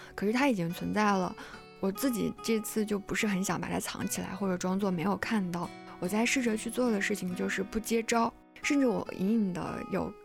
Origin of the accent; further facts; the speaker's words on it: China; 我们中国人